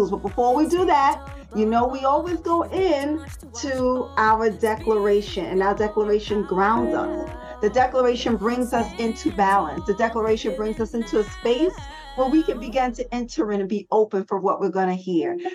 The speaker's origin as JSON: {"language": "English", "town": "New York City", "region": "New York", "country": "United States", "said": "You know, I'm a girl from the Bronx"}